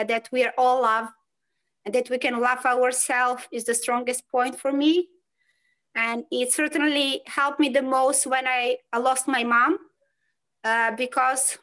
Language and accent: English; North Macedonia; now in Poland; I live in Poland and I'm coming from Macedonia